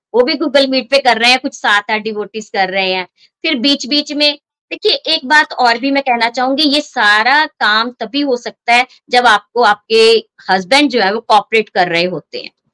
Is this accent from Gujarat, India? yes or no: no; Hoshiarpur, Punjab, India; moved away as an adult; now in Pathankot, India; पठानकोट से बेसिकली मैं होशियारपुर से हूँ 93 में मेरी शादी पठानकोट में हुई